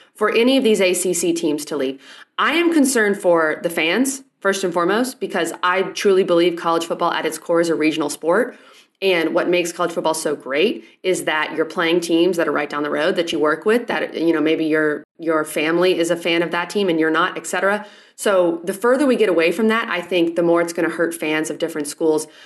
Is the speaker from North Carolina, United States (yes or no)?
no; Texas, United States; moved away; I'm also from Texas